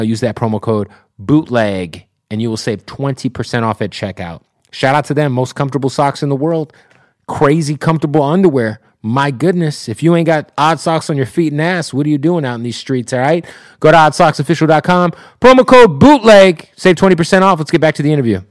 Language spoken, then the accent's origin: English; Phoenix, Arizona, United States; moved away; also born or lived in Tampa; I'm from Phoenix